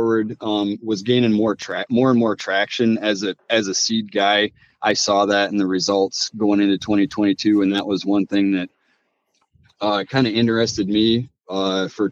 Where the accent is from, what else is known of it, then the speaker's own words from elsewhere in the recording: Mason City, Iowa, United States; I'm from North Central Iowa, kind of the Mason City, Manly, Kensett area. Grew up on the family farm